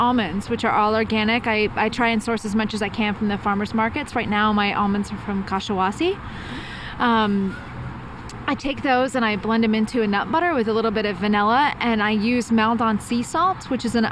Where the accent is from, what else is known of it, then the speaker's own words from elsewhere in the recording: Dallas, Texas, United States; now in San Francisco, United States; I grew up in Dallas.